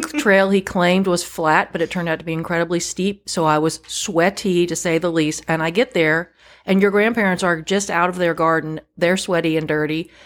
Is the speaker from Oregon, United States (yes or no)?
no; Northern Virginia, United States; moved away as an adult; now in North Carolina, United States; I grew up in Northern Virginia, which is really not part of the South